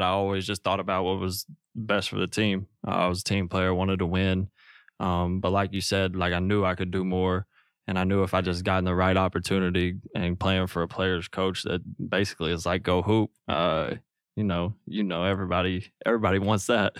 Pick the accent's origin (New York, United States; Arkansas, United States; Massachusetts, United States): Arkansas, United States; Newark; moved away as an adult; now in Los Angeles, United States; from where I'm from